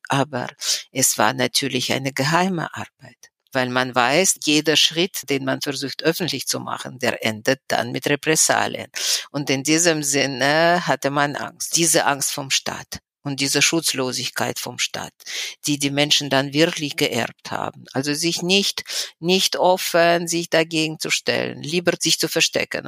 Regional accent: Moscow, Russia; German is a second language; moved away as an adult; now in Weimar, Germany; ich bin in Moskau geboren. Ich habe dort mein ganzes Leben verbracht

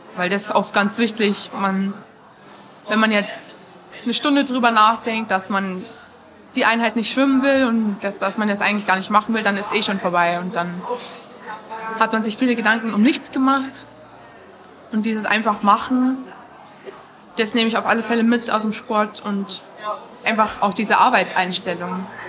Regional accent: Rosenheim, Bavaria, Germany; ich war aus Rosenheim

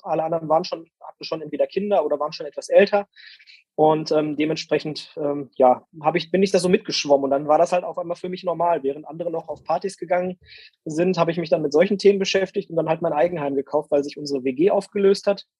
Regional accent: Castrop-Rauxel, North Rhine-Westphalia, Germany; also born or lived in Dortmund; in Castro Brauxel, in meiner Heimatstadt

